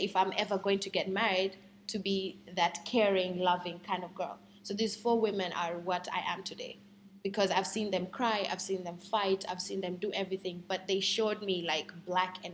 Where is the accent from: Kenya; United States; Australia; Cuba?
Kenya; I'm a Kenyan woman